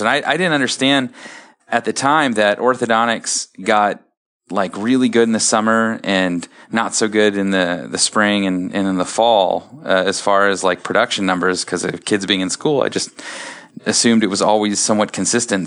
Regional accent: Columbus, Ohio, United States; I'm from Columbus, my wife is from Cleveland, and so we wanted to stay in this area

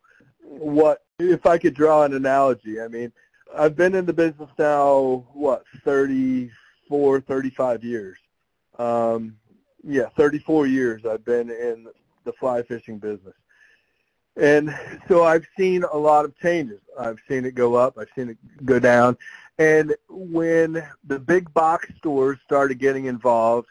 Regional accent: South Florida, United States; now in Columbus, United States; I grew up fishing in South Florida

